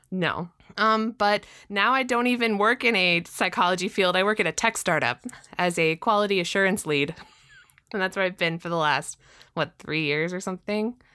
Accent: Southern California, United States; I'm from Southern California. Uh, so I grew up with Disney in my backyard.

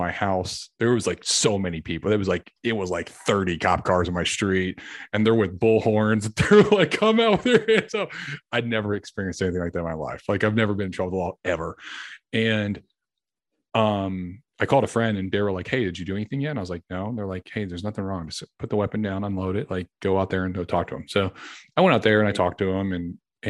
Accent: Clarksville, United States; now in Dallas, United States; I live in outside Dallas, and I'm from Clarksville, where my family's from

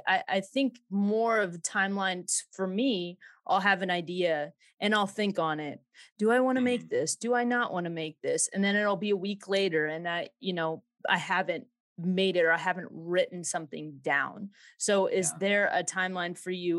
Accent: Southern Illinois, United States; Illinois. Yeah. Southern Illinois. And we live on 10 acres

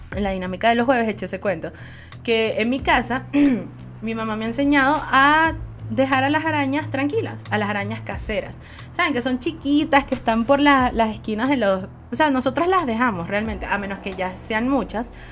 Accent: Venezuela; Soy una jeva de Venezuela

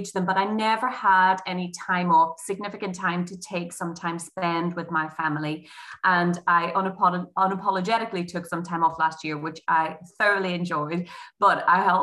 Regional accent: Derry, Northern Ireland, United Kingdom; moved away as an adult; now in England; So I'm originally, in case you haven't worked it out from my accent, I'm an OG Derry, and at 24, I moved to England.

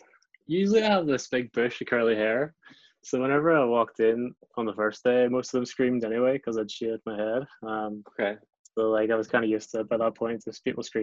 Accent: Glengormley, Northern Ireland, United Kingdom; moved away as an adult; also born or lived in England / China; now in Japan; I am from Glengormley.

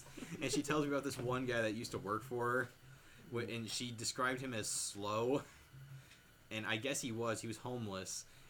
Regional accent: North Carolina, United States; I'm from North Carolina, and I'm white.

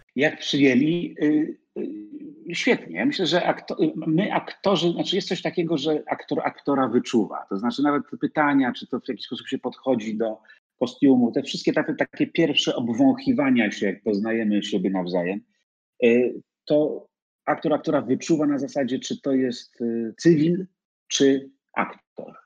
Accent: Poland; jestem z Polski, że przyjechałem z Warszawy

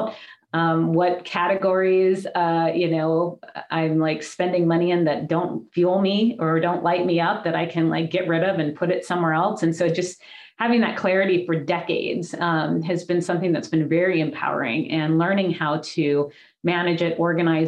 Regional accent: Hawaii, United States; my childhood and growing up in Hawaii, it was beautiful

